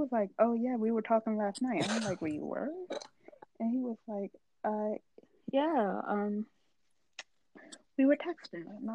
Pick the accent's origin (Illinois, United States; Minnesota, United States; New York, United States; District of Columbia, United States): District of Columbia, United States; Washington